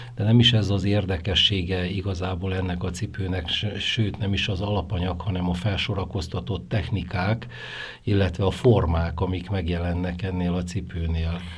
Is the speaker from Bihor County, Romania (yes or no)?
yes; Oradea, Bihor County, Romania; now in Kisgyőr, Hungary; ahol én születtem Nagyváradon, ott nagyon sokan dolgoztak ebbe a szakmába